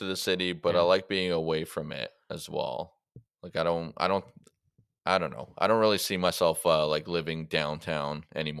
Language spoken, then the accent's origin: English; Mississauga, Ontario, Canada; It's like Mississauga, so where I grew up on Colonial and College Way, which everyone just called Ridgeway